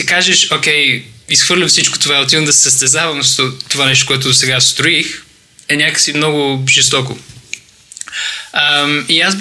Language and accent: Bulgarian; Bulgaria; now in London, United Kingdom; Ами, започнах в България. Да, така се научих българския.